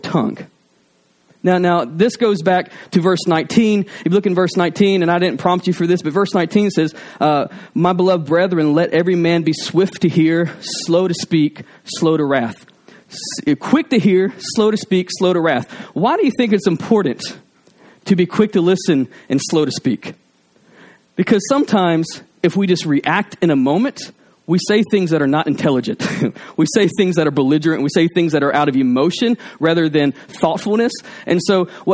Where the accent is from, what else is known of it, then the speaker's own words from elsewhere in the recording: Alabama, United States; I'm from Alabama